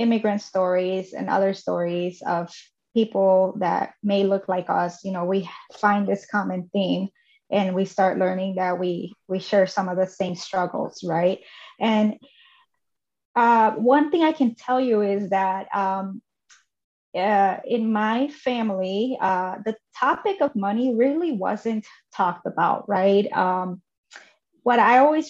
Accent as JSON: {"language": "English", "town": "Chicago", "region": "Illinois", "country": "United States", "tie": "born or raised there", "also_born_or_lived": "Mexico", "said": "I was raised in Chicago until I was 8 years old, and then we moved to a suburb of Chicago"}